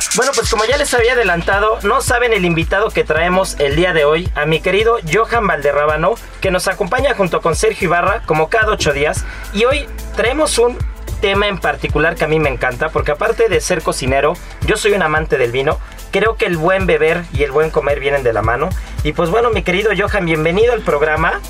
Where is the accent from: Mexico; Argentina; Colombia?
Mexico; nos identifica como mexicanos